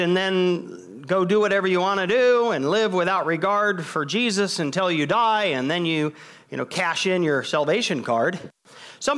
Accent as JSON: {"language": "English", "country": "United States", "said": "I'm an American"}